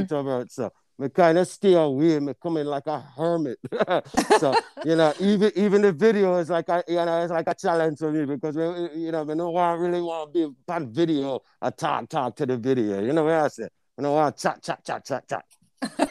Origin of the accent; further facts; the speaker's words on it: Jamaica; also born or lived in Portmore, Jamaica; now in Illinois, United States; When we grew up in Jamaica, we kinda grew up a different place there